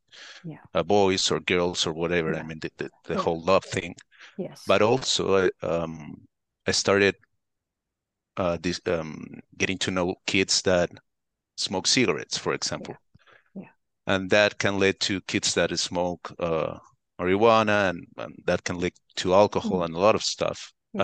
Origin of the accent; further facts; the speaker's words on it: Santiago, Santiago Metropolitan Region, Chile; first language Spanish; English is a second language; I'm from Chile, Santiago. This is in South America. So my native language is Spanish.